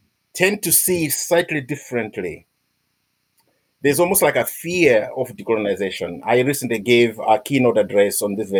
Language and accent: English; Malawi; moved away as an adult; now in Scotland, United Kingdom; I'm from Malawi, but I've been living and working in Scotland for 18, 20 years now, probably.